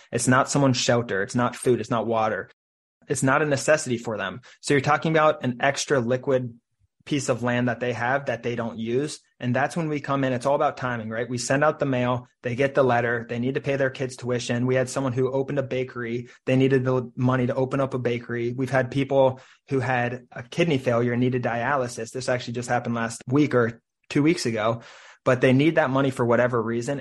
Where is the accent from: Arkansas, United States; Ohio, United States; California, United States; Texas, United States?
Ohio, United States; Cincinnati; now in Saint Petersburg, United States; I'm from Cincinnati, Ohio